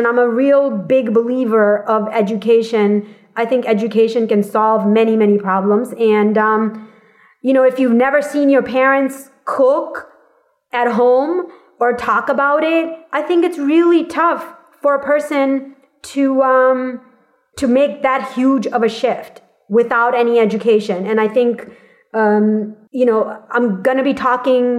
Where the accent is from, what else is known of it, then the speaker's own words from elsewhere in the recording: Boston, Massachusetts, United States; now in California, United States; I grew up in Massachusetts in Boston area, and truthfully, going to high school there